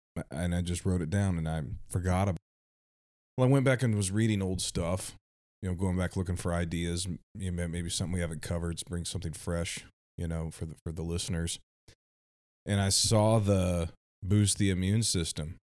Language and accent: English; United States; we grew up here in America